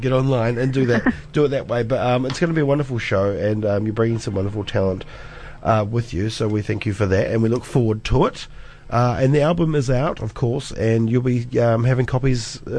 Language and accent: English; Cromwell, Otago, New Zealand; I grew up in Central as well, just down the road in Cromwell. beautiful Cromwell.